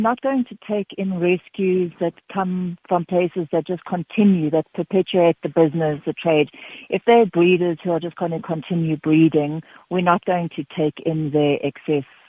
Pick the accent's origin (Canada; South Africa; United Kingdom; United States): South Africa; Knysna, Western Cape; now in Free State, South Africa; I'm from Nisner in the Cape